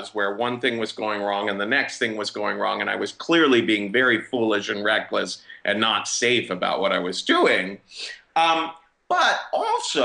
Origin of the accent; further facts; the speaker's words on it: Cincinnati, Ohio, United States; moved away as an adult; also born or lived in New York City; I'm from Cincinnati, Ohio